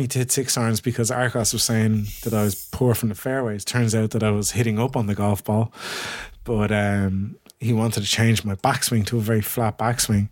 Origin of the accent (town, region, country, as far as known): Ireland